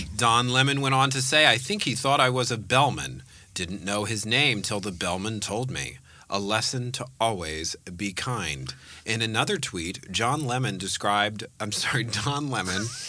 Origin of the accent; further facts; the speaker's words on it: Bay Area, California, United States; I was born in the Bay Area